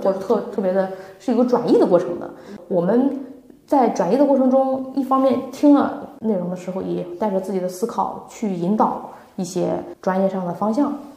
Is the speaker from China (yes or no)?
yes; northern China, China; now in Shanghai, China; 我是北方人